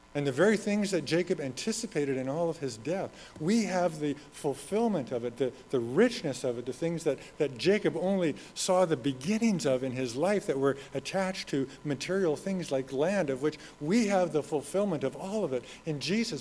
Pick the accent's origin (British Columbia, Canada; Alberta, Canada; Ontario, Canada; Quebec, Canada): Alberta, Canada; Red Deer; moved away; I'm from Red Deer. That's home for me